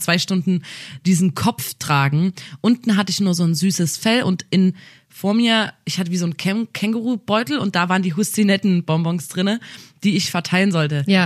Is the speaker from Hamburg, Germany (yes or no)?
no; Saxony, Germany; Bei uns in Sachsen ist es auf jeden Fall so, dass man nach der vierten ähm, dann aufs Gymnasium wechselt